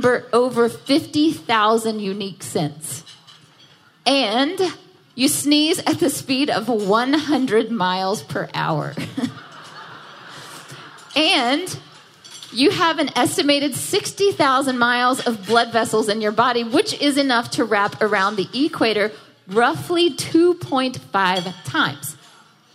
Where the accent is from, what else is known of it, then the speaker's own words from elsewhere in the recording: Jackson, Mississippi, United States; moved away as an adult; also born or lived in Nashville, Tennessee; now in New York City, United States; I was born and raised in Jackson, Mississippi. I moved to Nashville for college, And I lived there for a long time. And last year, I decided it was time to move to New York City.